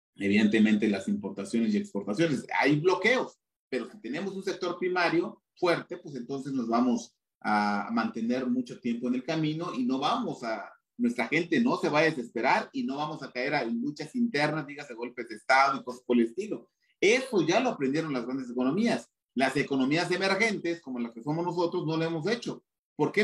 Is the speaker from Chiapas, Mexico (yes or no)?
yes; Chiapas, Mexico; yo soy de Chiapas, en, en, Chiapas es un estado netamente agropecuario.